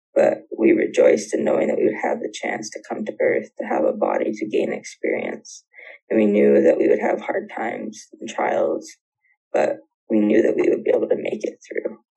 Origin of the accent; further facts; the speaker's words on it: near Vancouver, British Columbia, Canada; I grew up in BC near Vancouver